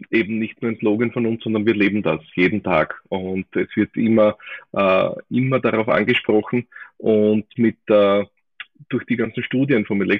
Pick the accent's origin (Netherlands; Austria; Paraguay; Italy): Austria; so wie es halt bei uns in Österreich so ist, rennt einfach der Schmäh